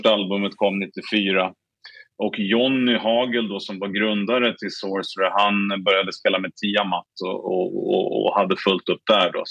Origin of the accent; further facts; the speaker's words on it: Stockholm, Stockholm County, Sweden; vi sålde den här kassetten på en lokal skivbutik i, i Stockholm där vi är ifrån